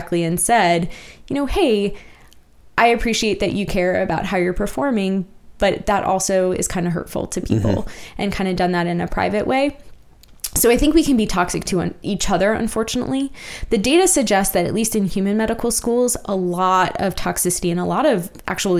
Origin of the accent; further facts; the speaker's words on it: Virginia, United States; moved away as an adult; also born or lived in Lawrence, Kansas; now in Kansas City area, United States; I'm from Virginia